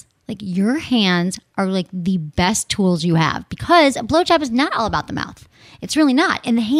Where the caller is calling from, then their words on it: Michigan, United States; I'm from Michigan and I'm 23 years old.